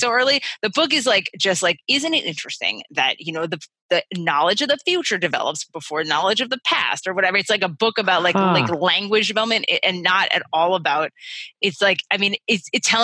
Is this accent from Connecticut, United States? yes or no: yes; Connecticut, United States; I grew up in Connecticut.